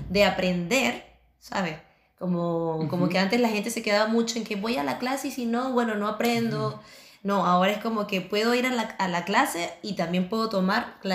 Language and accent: Spanish; Chile; now in Barcelona, Spain; nosotros llegamos acá recién migrando de, de Chile a España, Barcelona, nos agarró la pandemia, ¿qué hacemos?